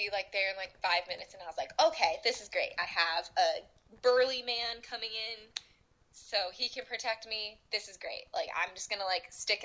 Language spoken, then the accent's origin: English; New York, United States; I'm from New York